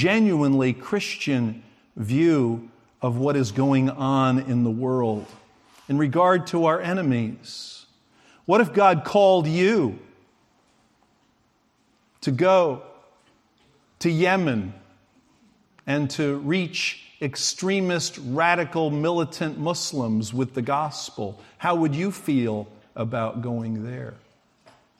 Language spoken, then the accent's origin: English; United States; I'm an American